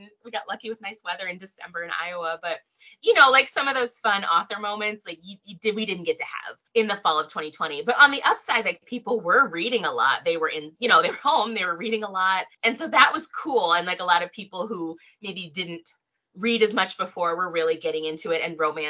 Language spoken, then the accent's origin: English; Tokyo, Japan; born there; And actually, I was born in Tokyo. My dad's in the military or was in the military. So I was born in Tokyo.